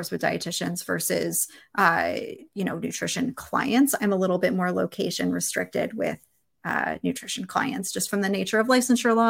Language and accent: English; Philadelphia, Pennsylvania, United States; moved away; I grew up in Philadelphia